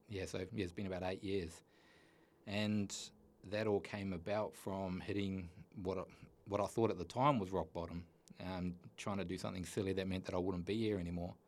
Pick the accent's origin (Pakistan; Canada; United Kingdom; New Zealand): New Zealand; I grew up in New Zealand, a little place called Tookarora in the middle of the North Island